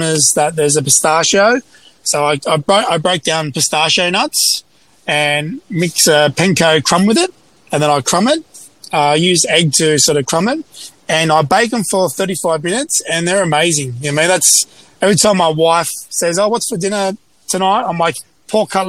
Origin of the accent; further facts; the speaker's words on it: Sydney, New South Wales, Australia; my hometown, Sydney